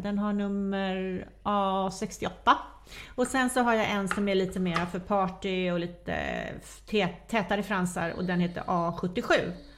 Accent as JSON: {"language": "Swedish", "country": "Sweden", "said": "vi svenskar"}